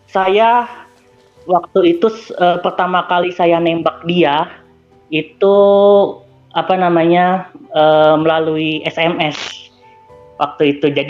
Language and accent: Indonesian; Bandung, West Java, Indonesia; Oke. Okay. Dan saya itu dari Bandung, Bang, gitu. Bandung di Jawa Barat gitu.